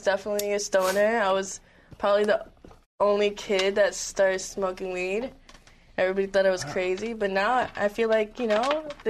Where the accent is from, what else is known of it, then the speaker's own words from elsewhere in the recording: Miami, Florida, United States; I grew up in Miami